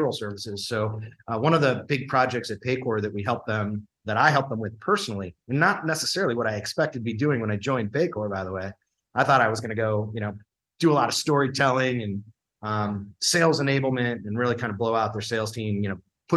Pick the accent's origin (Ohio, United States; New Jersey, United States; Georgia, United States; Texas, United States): Ohio, United States; Cleveland; moved away; also born or lived in San Francisco; I grew up in Cleveland